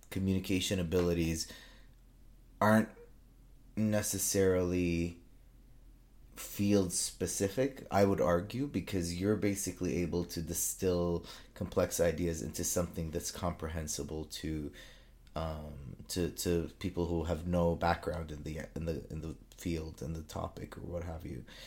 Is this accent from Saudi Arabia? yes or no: yes; Saudi Arabia; moved away as an adult; now in Toronto, Canada; I was born and raised in Saudi Arabia, um, and then I, I finished high school there, and then I moved to Canada.